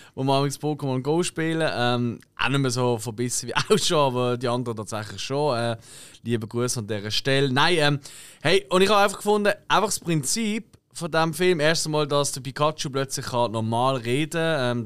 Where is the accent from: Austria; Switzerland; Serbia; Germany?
Switzerland; wir Schweizer